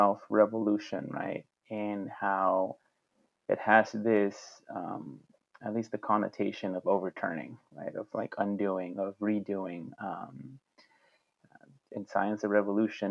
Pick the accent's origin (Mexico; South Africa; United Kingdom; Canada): Mexico; now in United States; I had the benefit of being born and growing up in Mexico